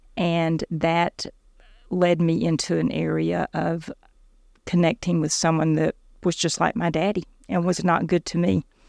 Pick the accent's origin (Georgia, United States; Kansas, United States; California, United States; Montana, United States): Georgia, United States; South; I grew up in South Georgia in a pretty dysfunctional home.